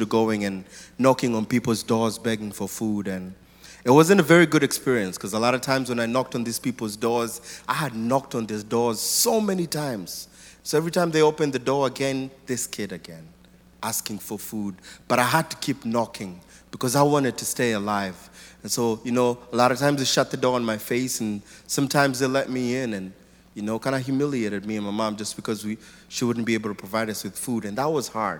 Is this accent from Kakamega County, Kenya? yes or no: no; Nairobi, Kenya; I was born in Nairobi, Kenya, in a family of 3 boys